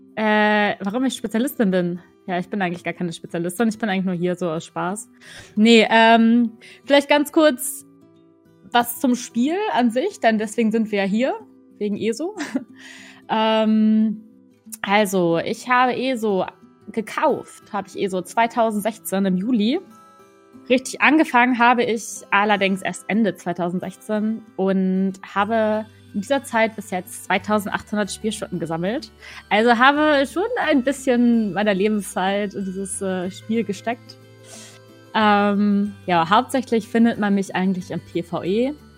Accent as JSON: {"language": "German", "region": "Northern Germany", "country": "Germany", "moved": "as an adult", "lives_now": "Cologne, Germany", "said": "ich komme eigentlich aus Norddeutschland, hört man vielleicht ab und an mal auch. Äh, bin jetzt aber gerade nach Köln gezogen"}